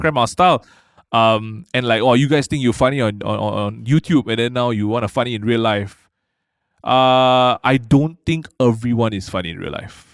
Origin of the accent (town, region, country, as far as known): Malaysia